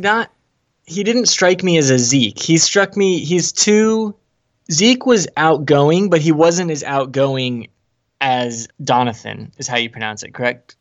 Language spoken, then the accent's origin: English; Ocala, Florida, United States; I was born there.